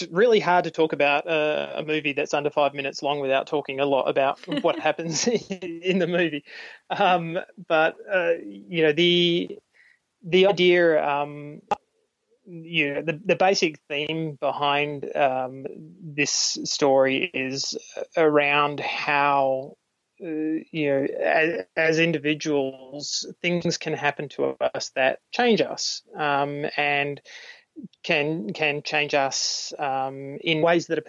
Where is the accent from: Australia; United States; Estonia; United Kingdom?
Australia; I'm an Australian, and I make films